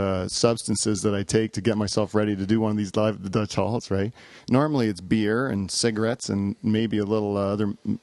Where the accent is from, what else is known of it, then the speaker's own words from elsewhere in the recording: Canada; here in Canada, that's what we drink